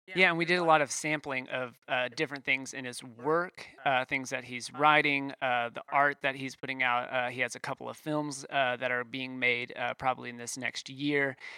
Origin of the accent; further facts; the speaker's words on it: Waco, Texas, United States; I grew up in Waco